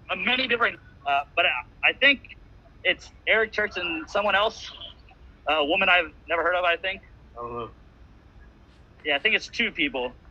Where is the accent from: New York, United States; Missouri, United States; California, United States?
Missouri, United States; I'm from Missouri.